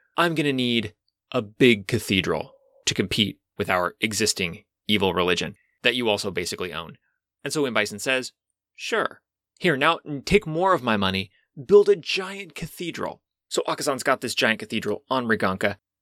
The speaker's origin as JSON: {"language": "English", "country": "United States", "said": "as an American citizen"}